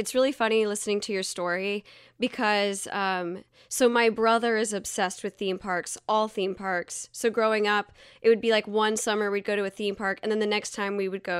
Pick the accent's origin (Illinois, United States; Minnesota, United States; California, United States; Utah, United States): Illinois, United States; moved away